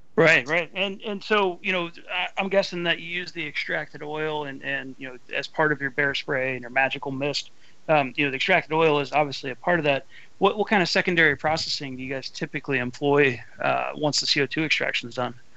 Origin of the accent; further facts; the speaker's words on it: Ohio, United States; I'm from Ohio